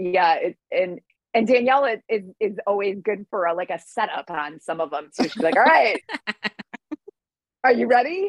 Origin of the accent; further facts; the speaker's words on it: Detroit, Michigan, United States; I'm from Detroit